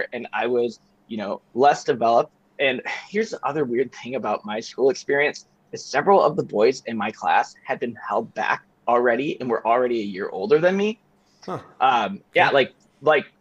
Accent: Chicago, Illinois, United States; I grew up in Chicago during the Jordan era

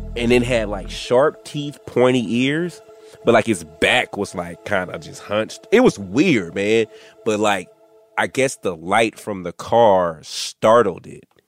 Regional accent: Dallas, Texas, United States; I'm from Dallas.

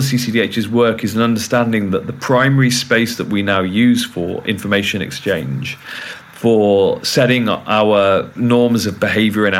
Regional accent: United Kingdom; I'm British

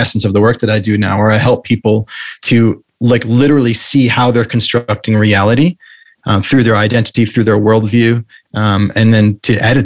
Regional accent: New England, United States; moved away as an adult; also born or lived in London / Santa Monica; now in Maui, United States; I grew up in the Northeast in New England

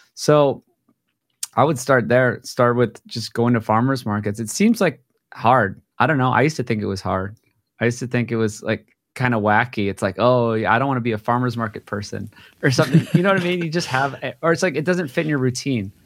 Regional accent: Hawaii, United States; I grew up in Hawaii

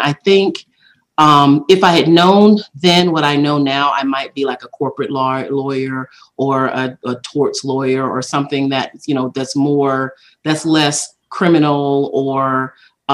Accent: Laurel, Mississippi, United States; I was born in Laurel, Mississippi, and my mom was married young, and I grew up

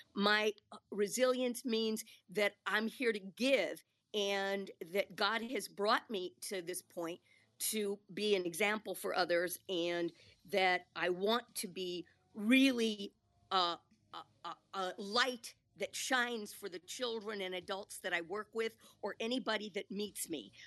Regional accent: Milwaukee, Wisconsin, United States; I grew up in Milwaukee

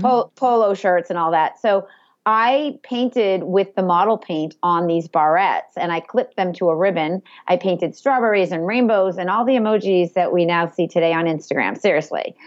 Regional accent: Andover, Massachusetts, United States; I grew up in Andover

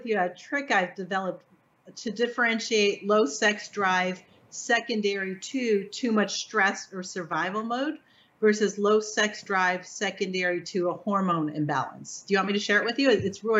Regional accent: Florida, United States; Go to Cedar Key, which is really easy, close to my hometown. It's an hour away.

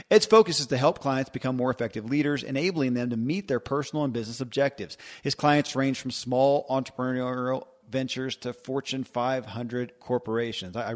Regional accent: Kentucky, United States; born or raised there

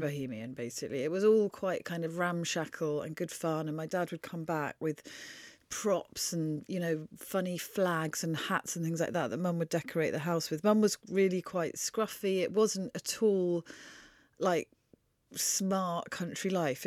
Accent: Wiltshire, South West England, United Kingdom; born or raised there; also born or lived in Oxford

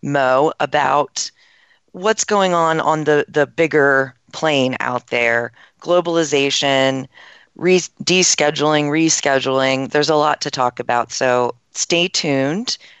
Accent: East Coast, United States; I'm from the East Coast myself

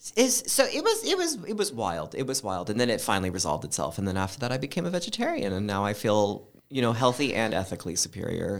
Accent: Oregon, United States; moved away; I grew up in Oregon

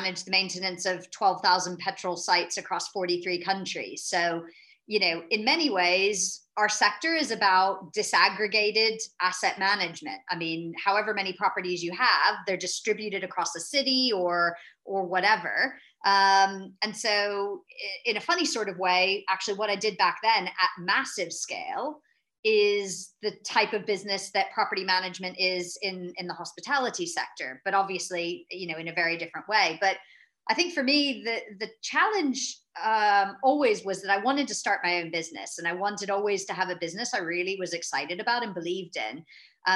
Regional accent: United States; moved away as an adult; now in London, United Kingdom; I'm an American, but transplanted over to Europe. So I've actually spent most of my adult life in London

